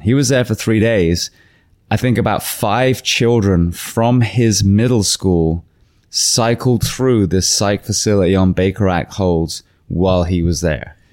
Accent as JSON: {"language": "English", "region": "England", "country": "United Kingdom", "also_born_or_lived": "California", "moved": "yes", "lives_now": "Florida, United States", "said": "as an English woman"}